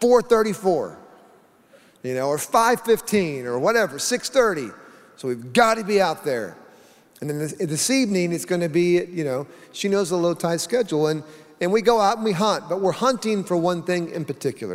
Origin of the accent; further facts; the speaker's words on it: Oklahoma, United States; I grew up in Oklahoma